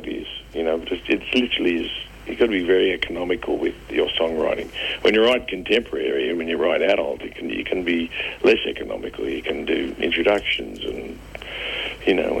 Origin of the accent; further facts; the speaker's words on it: Kellyville, New South Wales, Australia; we weren't far from that area when we grew up either. We grew up in Kellyville